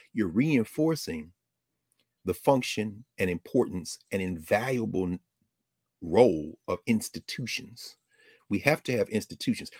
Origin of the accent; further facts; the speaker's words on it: the South, United States; I grew up in the South.